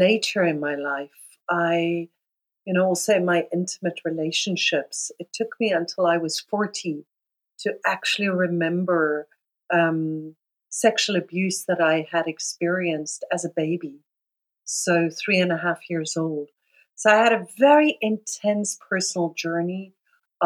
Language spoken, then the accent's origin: English; South Africa; I grew up in South Africa, so I grew up in a system called apartheid